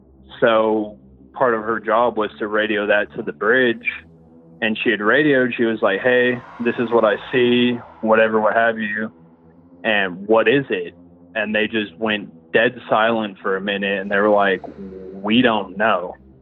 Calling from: Denver, Colorado, United States; I'm … from Denver.

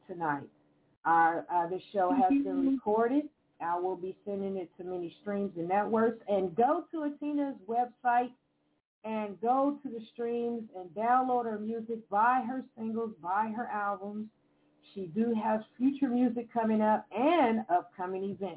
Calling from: Evansville, Indiana, United States; I'm calling from Evansville, Indiana

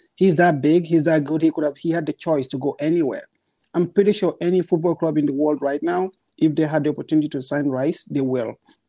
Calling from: Boston, Massachusetts, United States; I'm calling from Boston, from the US.

